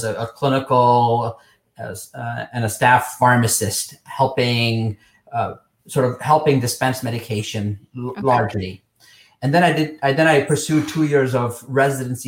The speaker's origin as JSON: {"language": "English", "region": "Nairobi", "country": "Kenya", "tie": "born or raised there", "also_born_or_lived": "Texas, United States", "moved": "as an adult", "lives_now": "United States", "said": "I grew up in Nairobi, Kenya"}